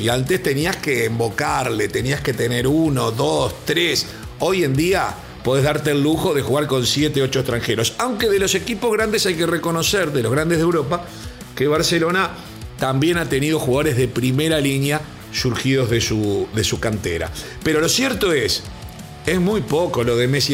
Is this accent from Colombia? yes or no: no; Uruguay; Como uruguayo